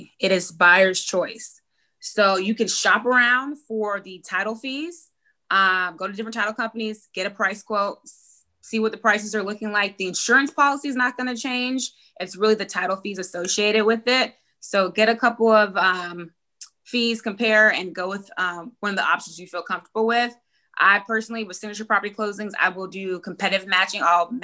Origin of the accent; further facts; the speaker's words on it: Tennessee, United States; moved away; Tennessee because that's my hometown